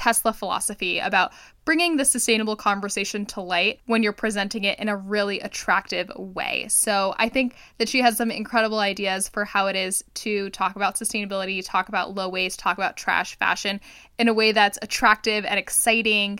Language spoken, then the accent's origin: English; Miami, Florida, United States; I grew up in Miami